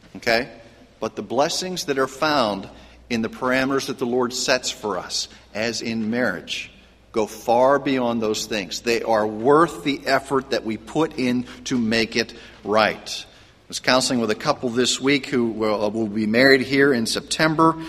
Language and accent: English; Pennsylvania, United States; I grew up in Pennsylvania, and there was the Meadows Racetrack